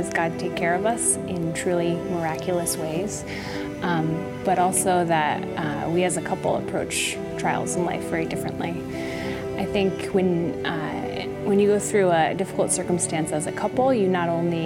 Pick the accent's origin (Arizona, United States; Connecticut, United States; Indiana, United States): Connecticut, United States; I grew up in Connecticut